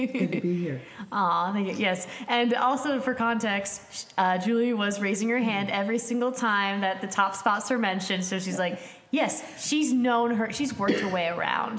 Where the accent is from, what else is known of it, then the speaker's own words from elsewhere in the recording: Connecticut, United States; also born or lived in St. Louis, Missouri; I'm from Connecticut myself